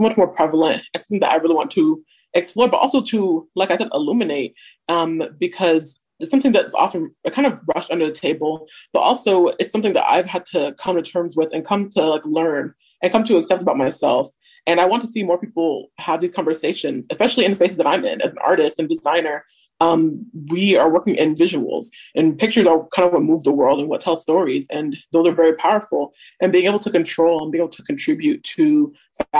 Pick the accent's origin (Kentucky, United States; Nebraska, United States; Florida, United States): Nebraska, United States; Omaha; I'm 23 years old, and I've born and raised in Omaha, Nebraska